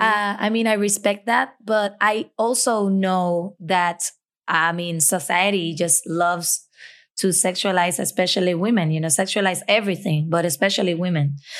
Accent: Puerto Rico; as a Puerto Rican

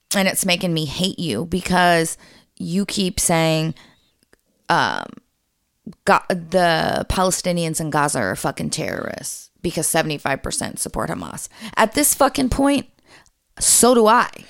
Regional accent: United States; as an American citizen

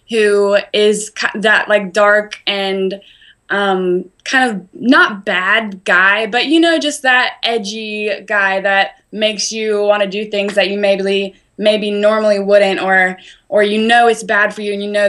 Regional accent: Spartanburg, South Carolina, United States; I have a show in Spartanburg at my hometown

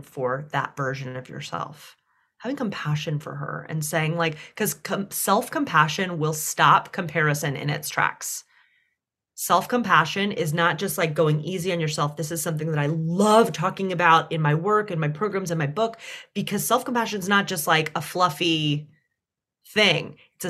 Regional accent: the South, United States; I was raised in the South.

